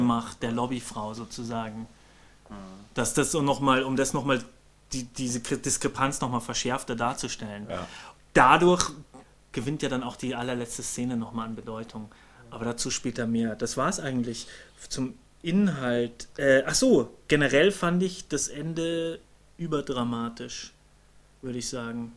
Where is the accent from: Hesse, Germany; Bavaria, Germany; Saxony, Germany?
Bavaria, Germany; ich komm ja aus Bayern.